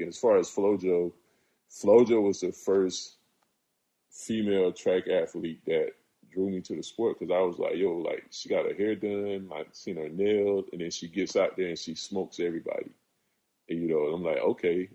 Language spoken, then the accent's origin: English; South Carolina, United States; growing up where I grew up in South Carolina